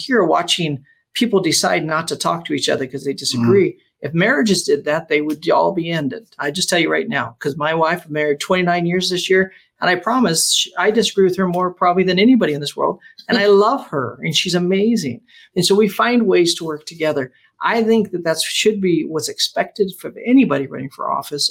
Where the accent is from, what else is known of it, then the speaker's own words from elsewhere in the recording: Las Vegas, Nevada, United States; I pastored in Vegas 15 years, grew up in Vegas